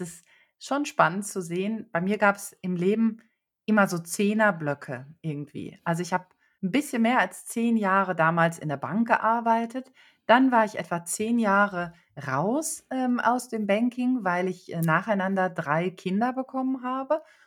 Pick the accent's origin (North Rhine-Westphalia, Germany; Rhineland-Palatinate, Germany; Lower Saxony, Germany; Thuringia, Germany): North Rhine-Westphalia, Germany; Bielefeld; ich komme aus Bielefeld. Das liegt in Westfalen. Ich bin also total bodenständig aufgewachsen